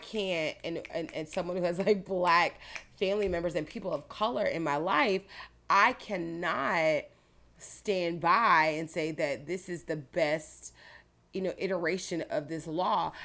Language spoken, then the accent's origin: English; Clearwater, Florida, United States; I grew up in Clear Water